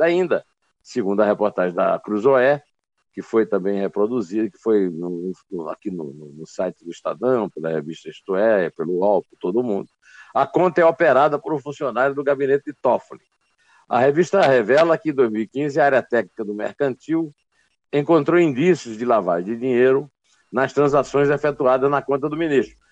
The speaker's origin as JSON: {"language": "Portuguese", "town": "Uiraúna", "region": "Paraíba", "country": "Brazil", "said": "eu sou de Uiraúna, no sertão da Paraíba, quase Ceará"}